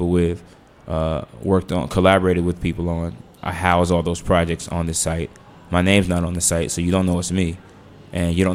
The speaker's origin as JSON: {"language": "English", "town": "Washington", "region": "District of Columbia", "country": "United States", "also_born_or_lived": "Los Angeles", "moved": "yes"}